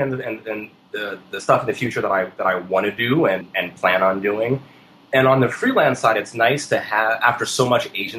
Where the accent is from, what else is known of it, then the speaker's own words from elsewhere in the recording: United States; now in New York City, United States; I'm an American